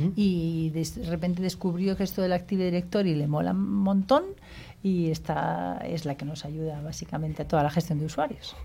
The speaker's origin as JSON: {"language": "Spanish", "country": "Spain", "said": "nosotros que somos españoles"}